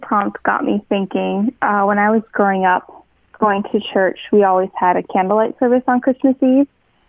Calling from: Idaho, United States; I'm from Idaho.

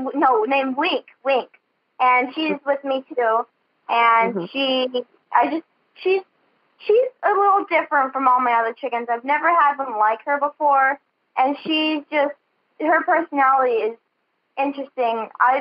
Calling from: Chehalis, Washington, United States; Chehalis, Washington.

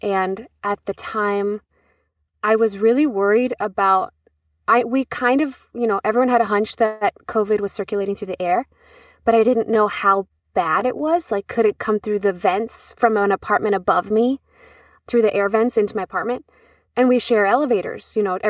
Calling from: New York City, New York, United States; I live in New York City, just in Queens, right across from the United Nations, right on the East River.

